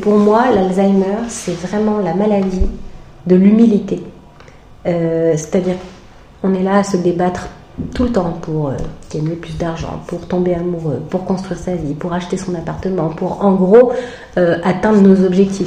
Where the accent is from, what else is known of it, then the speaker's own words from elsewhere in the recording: France; je suis française, je suis née avec tel et tel parent